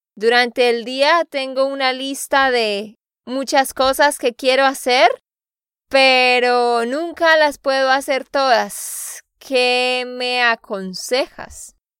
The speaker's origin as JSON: {"language": "Spanish", "region": "Santander", "country": "Colombia", "said": "de Santander, Colombia."}